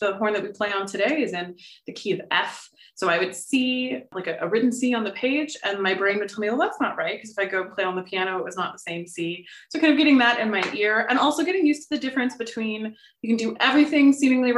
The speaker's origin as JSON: {"language": "English", "town": "Austin", "region": "Texas", "country": "United States", "also_born_or_lived": "Los Angeles, California", "moved": "as an adult", "lives_now": "Columbus, United States", "said": "I'm originally from Austin, Texas, one of the few people that actually is from there"}